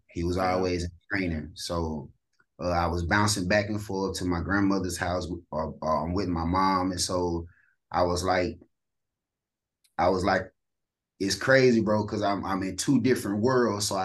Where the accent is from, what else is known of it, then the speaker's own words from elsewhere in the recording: East St. Louis, Illinois, United States; I'm from St. Louis or East St. Louis, Illinois.